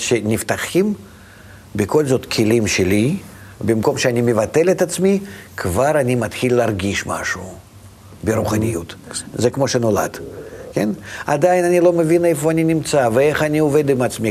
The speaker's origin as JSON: {"language": "Hebrew", "town": "Vitebsk", "region": "Vitebsk Region", "country": "Belarus", "tie": "born or raised there", "moved": "yes", "said": "אני נולדתי ברוסיה, ברוסיה לבנה אפילו, בעיר מאוד קטנה, שפעם הייתה עיר רק של יהודים. איזה עיר? העיר הקטנה, ויטפסק"}